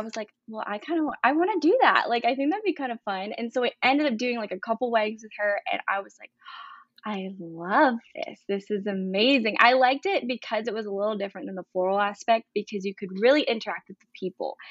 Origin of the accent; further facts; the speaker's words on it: Brevard, North Carolina, United States; I'm from Brevard, North Carolina.